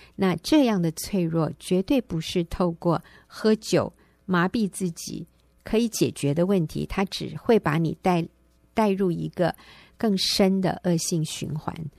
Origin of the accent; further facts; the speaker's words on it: Taiwan; 我们台湾人就习惯说 feel